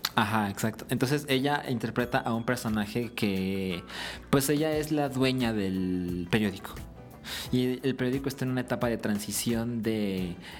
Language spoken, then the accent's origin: Spanish; Guadalajara, Jalisco, Mexico; moved away; nosotros somos de Guadalajara